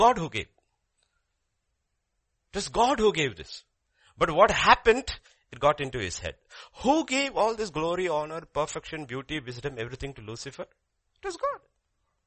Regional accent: India; As an Indian citizen

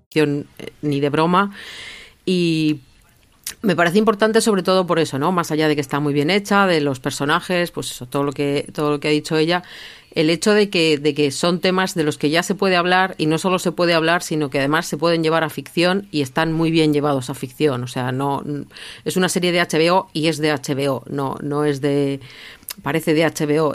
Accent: Basque Country, Spain; como vasca

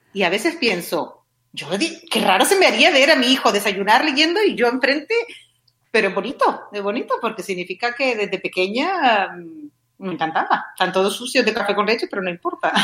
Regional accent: Canary Islands, Spain; moved away as an adult; also born or lived in Madrid / England; yo soy canaria y estudié traducción e interpretación en Canarias y luego me fui a Madrid

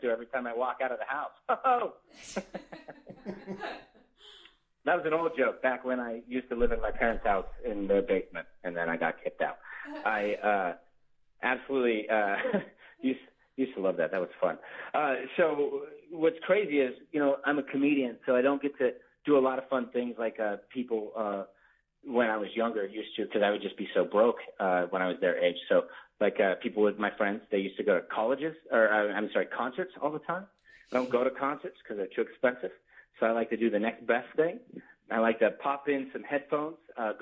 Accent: Ohio, United States; moved away; growing up in Ohio

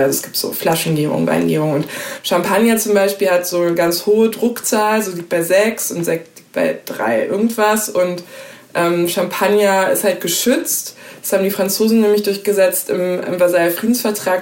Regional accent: Hesse, Germany; Ich bin in Hessen aufgewachsen

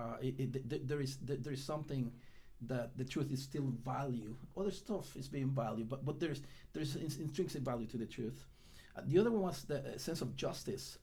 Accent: Guatemala; now in United States; I was born in Guatemala

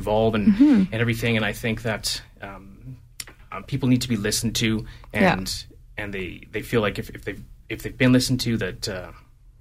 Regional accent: Calgary, Alberta, Canada; I was born here in Calgary, born and raised here in Calgary since 1987

